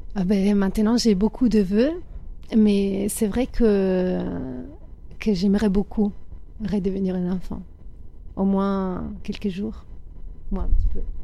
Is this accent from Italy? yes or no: yes; Italy; moved away; Moi j'ai grandi en Italie, dans la campagne italienne.